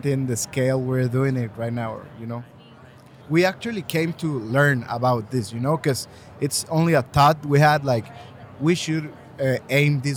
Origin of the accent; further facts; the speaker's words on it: Mexico; I'm from Mexico.